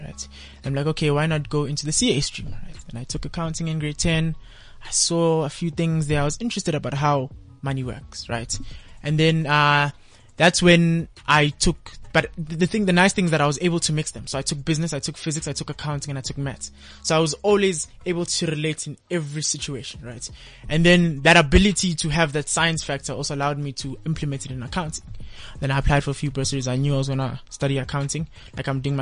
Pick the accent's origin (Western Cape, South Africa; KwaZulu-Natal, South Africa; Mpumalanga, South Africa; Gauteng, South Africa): Gauteng, South Africa; Kempton Park; I'm from Nokam Park, right? In the Kempton Park.